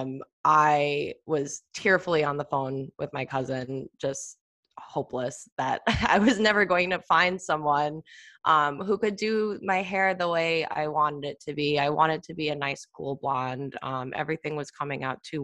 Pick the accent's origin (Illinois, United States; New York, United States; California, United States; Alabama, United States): New York, United States; Long Island; now in New York City, United States; I'm from Long Island. I moved into the city